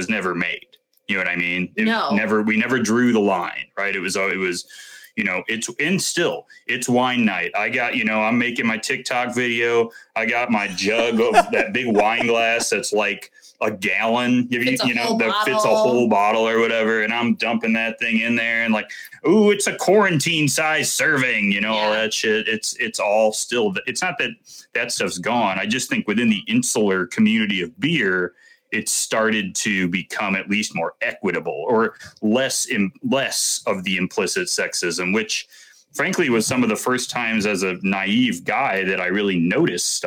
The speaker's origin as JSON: {"language": "English", "country": "United States", "said": "I'm American"}